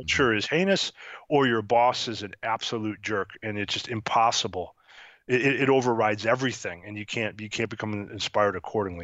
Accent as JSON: {"language": "English", "town": "Syracuse", "region": "New York", "country": "United States", "tie": "born or raised there", "moved": "yes", "lives_now": "Cincinnati, United States", "said": "I grew up in New York, uh, Syracuse, New York"}